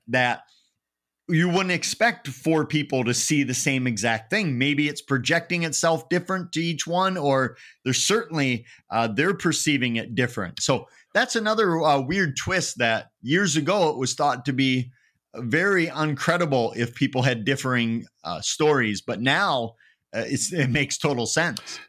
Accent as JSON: {"language": "English", "town": "Eau Claire", "region": "Wisconsin", "country": "United States", "tie": "born or raised there", "said": "I grew up in a town called Eau Claire, which is nicknamed Sawdust City"}